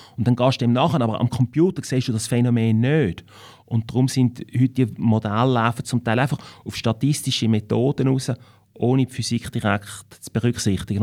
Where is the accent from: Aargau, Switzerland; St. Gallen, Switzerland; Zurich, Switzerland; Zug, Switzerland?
Zurich, Switzerland; Winterthur; accent: Winterthur dialect; ich bin in Winterthur geboren. Ich bin in Winterthur in die Schule gegangen und ich lebe in Winterthur.